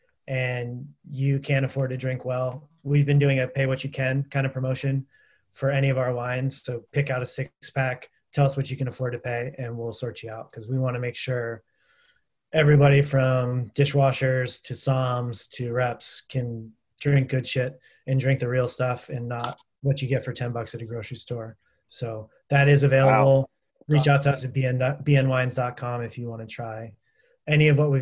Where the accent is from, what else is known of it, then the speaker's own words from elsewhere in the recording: Massachusetts, United States; now in Napa, United States; Massachusetts, Ben's hometown, my hometown